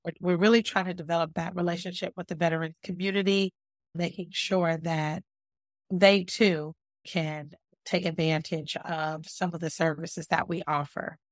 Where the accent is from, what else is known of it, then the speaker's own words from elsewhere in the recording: Los Angeles, California, United States; now in Hampton Roads, United States; I'm from Los Angeles, California